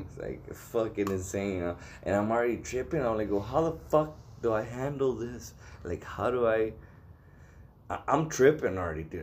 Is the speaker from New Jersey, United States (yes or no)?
no; El Paso, Texas, United States; I'm from El Paso.